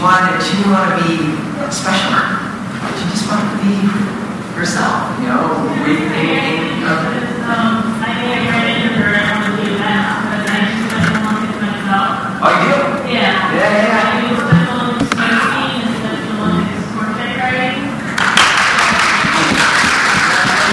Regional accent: Buffalo, New York, United States; now in Los Angeles, United States; the house I grew up in Buffalo, New York

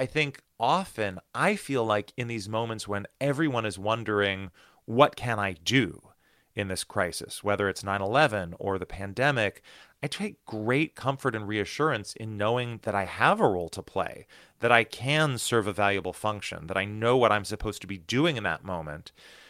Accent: United States; growing up in the United States, I had been incredibly lucky to live in this country that has two enormous oceans on either side of it

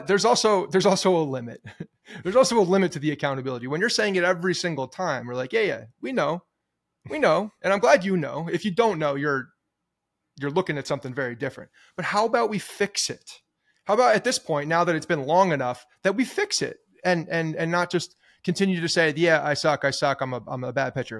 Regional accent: Ridgewood, New Jersey, United States; growing up in Ridgewood, there's a, a, the town pool is Graydon Pool

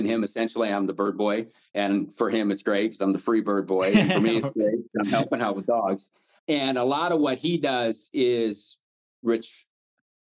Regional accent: eastern Nebraska, United States; now in Grand Junction, United States; I'm from eastern Nebraska, so most of my hunting at the time when I was younger was pheasant and bobwhites, and we had a lot of them where I grew up

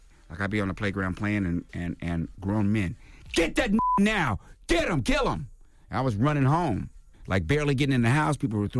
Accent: Washington, D.C., District of Columbia, United States; also born or lived in Mississippi / Midwest; I grew up in the Midwest up until I was 5 years old. Then I moved to Washington, D.C. during the riots after King got shot

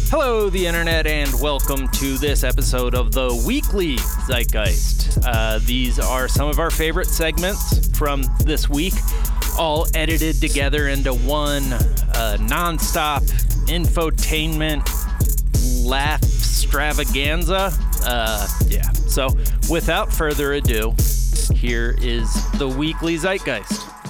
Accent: Ocean City, New Jersey, United States; moved away; my hometown, Ocean City, New Jersey

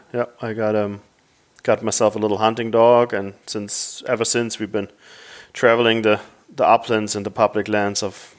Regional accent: Germany; accent: German; English is a second language; moved away as an adult; also born or lived in Central Europe / Africa; now in United States; but I'm originally from Germany. That's where the accent is from, so I want to get that out of the way first, because most people ask. And I've been here since a little over 10 years now. I used to live in Central Europe quite a bit

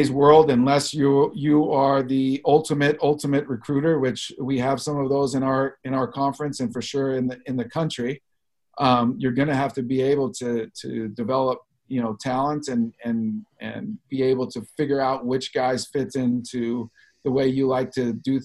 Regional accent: Los Angeles, California, United States; I grew up in Los Angeles

